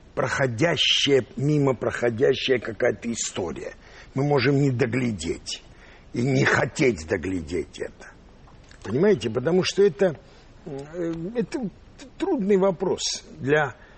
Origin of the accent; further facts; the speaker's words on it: Yerevan, Armenia; moved away; also born or lived in Russia / United States; я вырос в, в Армении, э, в Ереване